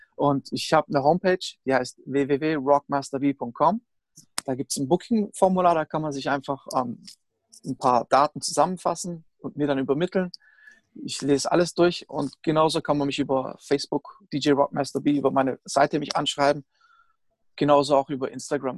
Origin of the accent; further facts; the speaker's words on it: Stuttgart area, Baden-Württemberg, Germany; ich bin ja auch aus dem Stuttgarter Raum